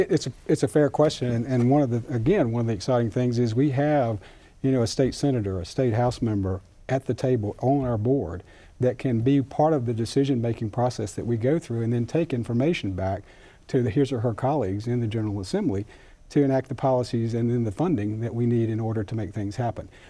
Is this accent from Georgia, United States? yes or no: no; Rutherford County, North Carolina, United States; I grew up in Rutherford County, you know, not too far from here